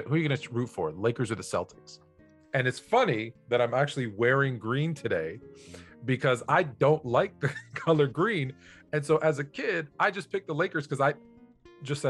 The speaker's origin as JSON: {"language": "English", "town": "Toronto", "region": "Ontario", "country": "Canada", "tie": "born or raised there", "moved": "yes", "lives_now": "Los Angeles, United States", "said": "I grew up in Toronto in Canada"}